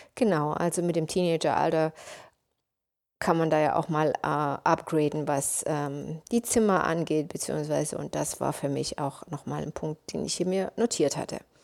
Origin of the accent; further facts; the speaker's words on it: Leipzig, Saxony, Germany; moved away as an adult; also born or lived in United States; ich komme aus Leipzig und gehöre auch zu der Generation, wo die Mauer noch da stand